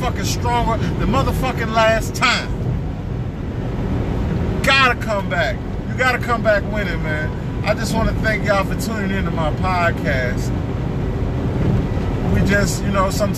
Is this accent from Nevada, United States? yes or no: no; St. Louis, Missouri, United States; I'm from St. Louis